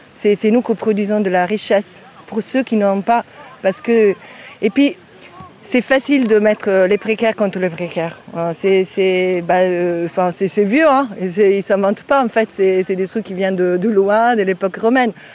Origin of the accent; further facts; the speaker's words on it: Italy; French is a second language; now in France; je viens d'Italie, hein, c'est pas loin